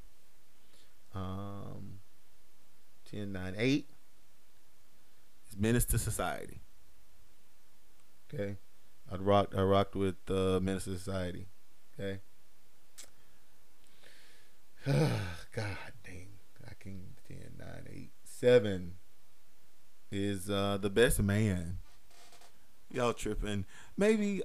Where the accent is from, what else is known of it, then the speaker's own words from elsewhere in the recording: North Carolina, United States; I'm from North Carolina.